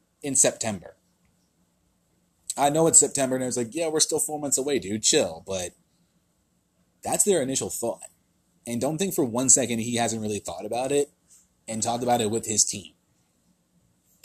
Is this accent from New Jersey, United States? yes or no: yes; New Jersey, United States; my home state of New Jersey